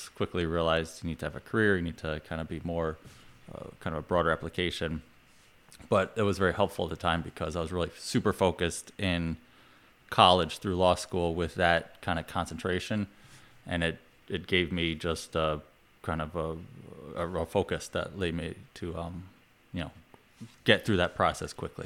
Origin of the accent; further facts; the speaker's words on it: New York, United States; also born or lived in Vermont; I'm from New York